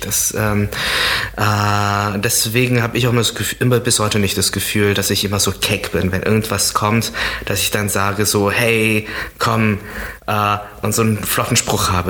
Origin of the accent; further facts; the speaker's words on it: near Düren, North Rhine-Westphalia, Germany; in der Nähe, wo ich aufgewachsen bin, ist der Ort Düren. Das ist, äh, das ist dort auch, wo ich zur Schule gegangen bin